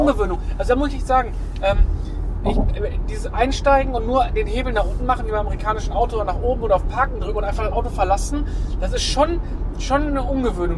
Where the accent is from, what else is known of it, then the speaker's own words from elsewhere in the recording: Essen, North Rhine-Westphalia, Germany; bei uns in Essen